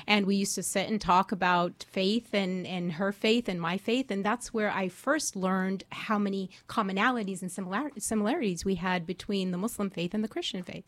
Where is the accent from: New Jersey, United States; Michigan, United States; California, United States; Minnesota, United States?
California, United States; Orange County; I'm from Orange County, California. Um, I grew up there